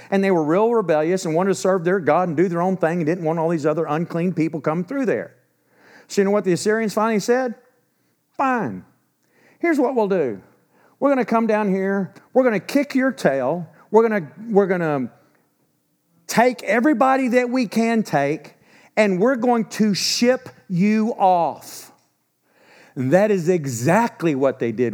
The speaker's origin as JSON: {"language": "English", "region": "Texas", "country": "United States", "said": "I'm a Texan"}